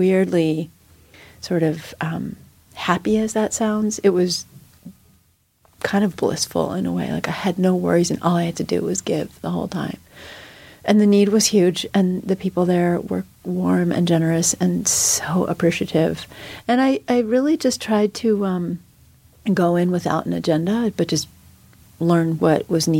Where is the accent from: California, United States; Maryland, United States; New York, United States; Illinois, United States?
New York, United States; being a New Yorker